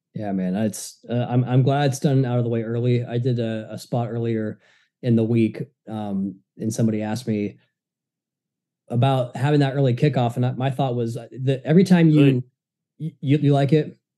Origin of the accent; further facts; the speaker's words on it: Washington, United States; moved away; my Seattle Mariners as a baseball team back from my home state.